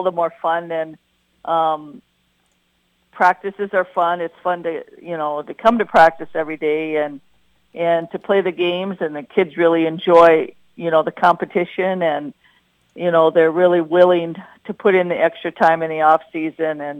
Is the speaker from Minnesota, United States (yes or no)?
yes; Wadena, Minnesota, United States; I was born in Wadena. I grew up in Wadena. I graduated from Wadena